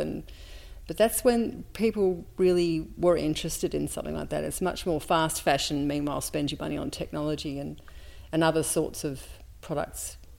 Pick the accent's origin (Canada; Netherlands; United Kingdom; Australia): Australia; Melbourne, Victoria; also born or lived in Sydney; I was born in Sydney, and we moved to Melbourne when I was 2. And I went to school here in Melbourne. And then in the early 70s, my parents decided to move to the country.